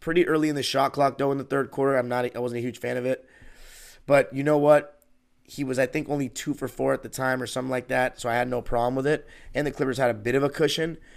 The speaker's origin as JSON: {"language": "English", "town": "Los Angeles", "region": "California", "country": "United States", "tie": "born or raised there", "said": "born and raised in Los Angeles"}